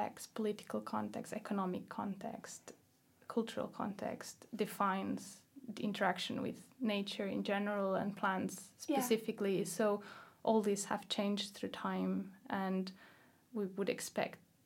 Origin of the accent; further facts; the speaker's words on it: Catalonia, Spain; English is a second language; where I grew up in Catalonia